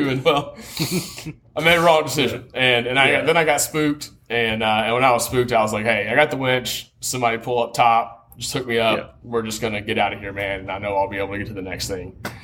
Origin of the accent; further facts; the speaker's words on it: Tennessee, United States; I'm from Tennessee, brother.